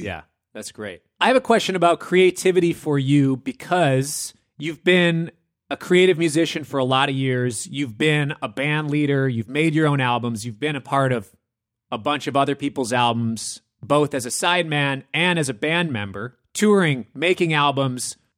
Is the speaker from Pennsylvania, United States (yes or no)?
no; Minneapolis, Minnesota, United States; moved away; I come from Minneapolis